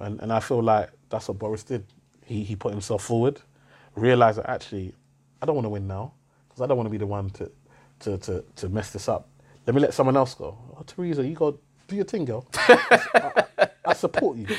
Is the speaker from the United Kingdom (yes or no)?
yes; United Kingdom; I always said British